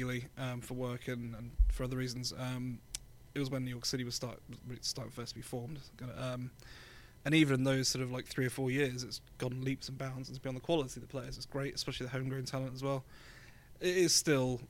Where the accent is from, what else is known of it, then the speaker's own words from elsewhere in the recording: Bournemouth, South West England, United Kingdom; also born or lived in London; I'm from London, but I spent a lot of my childhood in a place called Bournemouth on the south coast of England